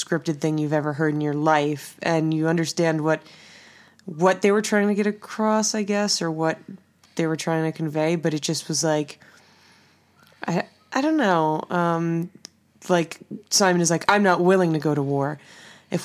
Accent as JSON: {"language": "English", "region": "New York", "country": "United States", "said": "I'm from New York"}